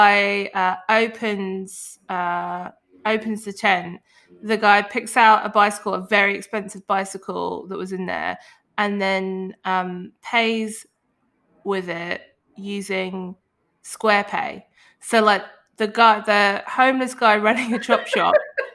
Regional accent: London, United Kingdom; I was from London

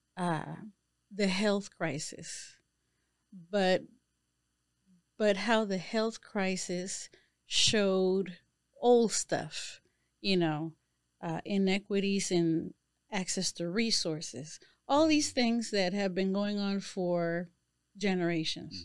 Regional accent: Panama; moved away; I am a woman from Panama.

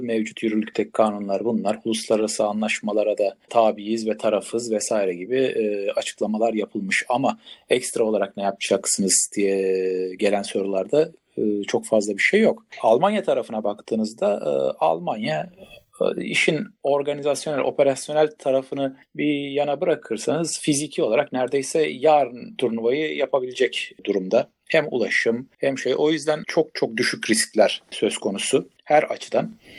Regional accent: İzmir, Turkey; ben de İzmirliyim

